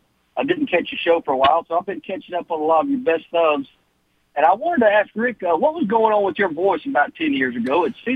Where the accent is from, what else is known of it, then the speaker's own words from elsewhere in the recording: Rainbow City, Alabama, United States; now in Pelham, United States; I grew up in Rainbow City.